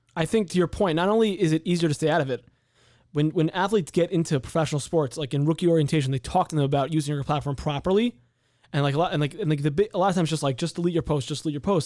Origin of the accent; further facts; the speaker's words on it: San Diego, California, United States; now in Chicago, United States; I'm from San Diego